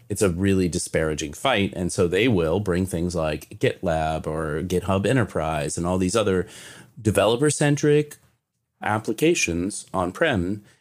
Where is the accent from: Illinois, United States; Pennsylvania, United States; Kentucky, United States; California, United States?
Kentucky, United States; I'm from Kentucky